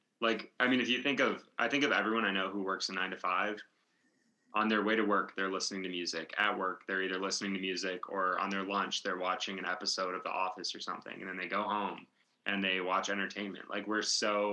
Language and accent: English; Michigan, United States; moved away; I'm from Michigan originally